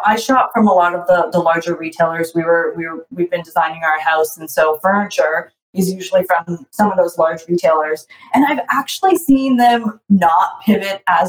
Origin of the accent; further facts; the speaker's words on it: Toronto, Ontario, Canada; I'm from Toronto